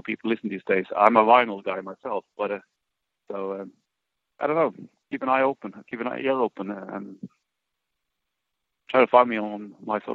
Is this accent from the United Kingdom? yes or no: no; Sweden; born or raised there; now in Stockholm, Sweden